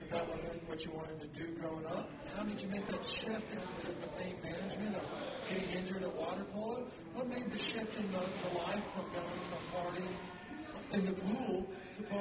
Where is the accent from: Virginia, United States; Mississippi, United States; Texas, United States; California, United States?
Mississippi, United States; now in Denver, United States; I come from Mississippi.